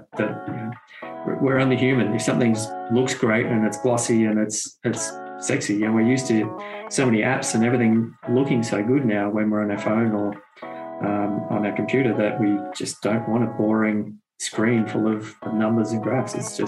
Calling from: Melbourne, Victoria, Australia; Yeah, zooming in from Melbourne, Australia here. So yes, my evening, your morning, and nothing unusual for different time zones here from Australia.

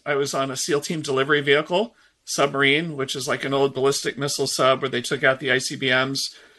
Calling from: Seattle, Washington, United States; I'm in the Seattle, Washington area in the Pacific Northwest. I'm actually close to Redmond, Washington.

